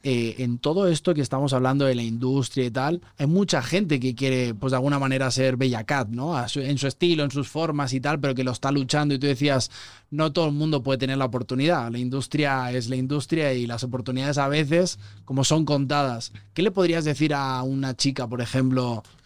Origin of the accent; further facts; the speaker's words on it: Spain; moved away as an adult; now in Mexico City, Mexico; Yo llevo cinco años viviendo aquí, soy español, me siento medio chilango ya